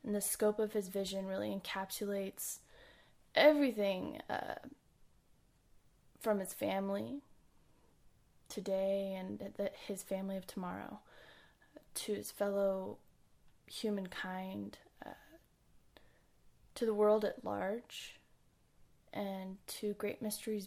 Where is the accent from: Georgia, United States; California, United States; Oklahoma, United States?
California, United States; moved away as an adult; now in Tampa, United States; It's my home state